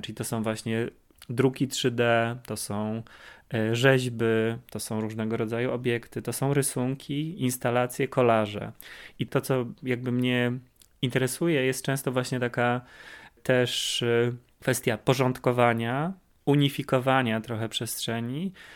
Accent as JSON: {"language": "Polish", "town": "Kraków", "region": "Lesser Poland", "country": "Poland", "said": "Jesteśmy z Krakowa, połączył nas Wydział Malarstwa na Akademii w Krakowie"}